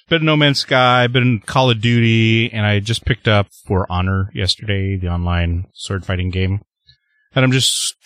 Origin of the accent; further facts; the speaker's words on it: Canada; I'm the Canadian